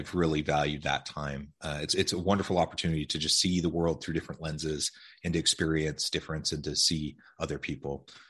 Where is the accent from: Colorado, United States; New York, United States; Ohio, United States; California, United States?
Ohio, United States; also born or lived in Oregon / Missouri; I grew up mostly in Ohio, Oregon, and Missouri. So West Coast, Midwest, ended out in Utah for my education, and then I ended up here.